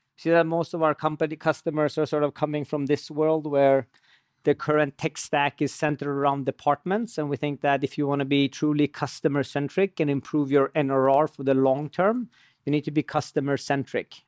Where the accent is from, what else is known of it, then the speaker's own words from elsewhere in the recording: Sweden; moved away as an adult; also born or lived in Iran; now in United States; So I was born in Iran, and I, and I lived most of my life in Sweden. And ten years ago, uh, I moved to the U S